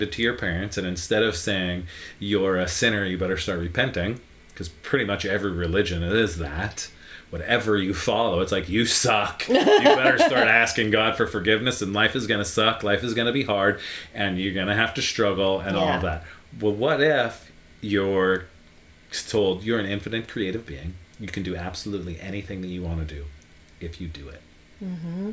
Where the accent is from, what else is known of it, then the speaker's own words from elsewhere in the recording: Northeast Pennsylvania, United States; growing up in Northeast PA